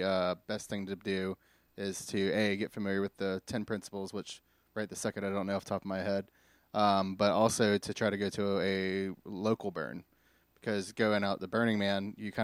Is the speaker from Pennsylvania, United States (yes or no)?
no; Houma, Louisiana, United States; also born or lived in Hawaii / Wilmington, North Carolina; So I was born in Hawaii, actually. I raised in Louisiana, Houma for a while, and then moved to Wilmington, North Carolina for a good majority of my life.